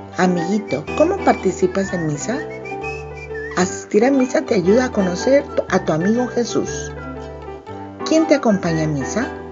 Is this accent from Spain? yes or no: no; Mexico; autora mexicana